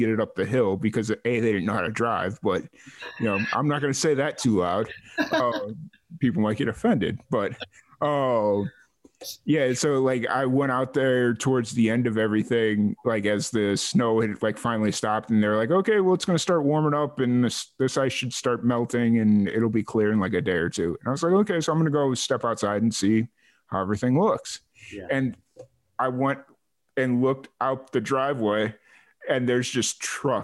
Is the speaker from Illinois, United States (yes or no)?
yes; Chicago, Illinois, United States; also born or lived in Lynwood, Illinois; now in Waco, United States; I grew up in Chicago